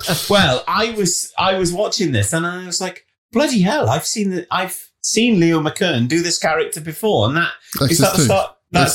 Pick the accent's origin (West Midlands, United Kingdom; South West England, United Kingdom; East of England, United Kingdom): West Midlands, United Kingdom; Warwickshire; Growing up in Warwickshire